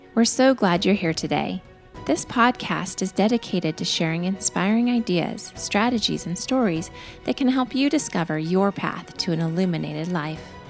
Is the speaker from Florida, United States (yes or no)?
no; Colorado, United States; I'm from Colorado